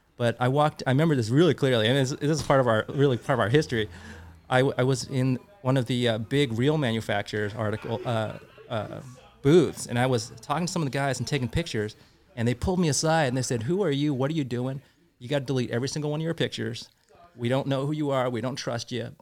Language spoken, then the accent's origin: English; Santa Clara, California, United States; I grew up in the South Bay, Santa Clara area